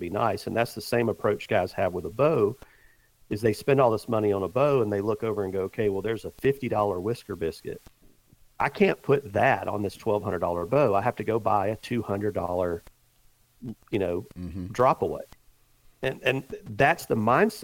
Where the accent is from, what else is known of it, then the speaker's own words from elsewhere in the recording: the South, United States; I grew up in the South